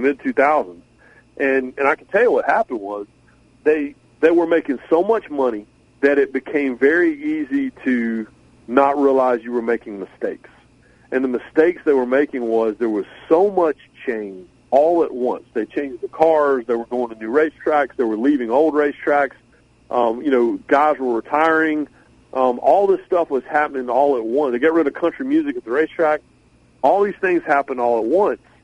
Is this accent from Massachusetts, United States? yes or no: no; Raleigh, North Carolina, United States; I grew up in Raleigh